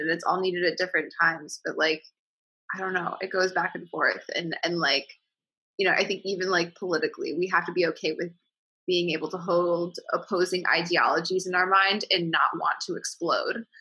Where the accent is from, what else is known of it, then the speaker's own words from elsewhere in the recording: Midwest, United States; I'm from the Midwest, and my mom is like they're like they live in the in the suburbs in Illinois